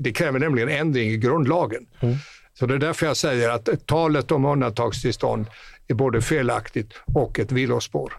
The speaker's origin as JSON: {"language": "Swedish", "region": "northwest Skåne", "country": "Sweden", "said": "Där jag kommer ifrån i nordväst Skåne"}